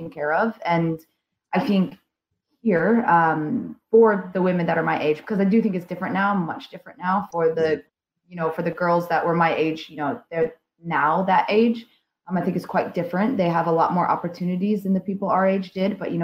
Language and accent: English; Indiana, United States; moved away as an adult; now in United Kingdom; I'm from Indiana in the States